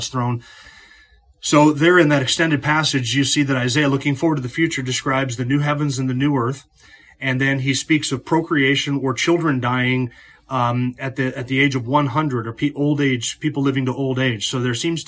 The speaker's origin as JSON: {"language": "English", "region": "North Idaho", "country": "United States", "tie": "born or raised there", "said": "growing up in North Idaho"}